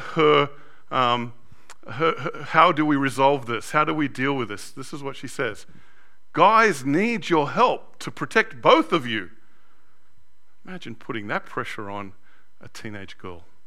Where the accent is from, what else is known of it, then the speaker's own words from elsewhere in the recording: Sydney, New South Wales, Australia; Growing up in Australia, in a white, very white 70s and 80s Australia, I was known as a WOG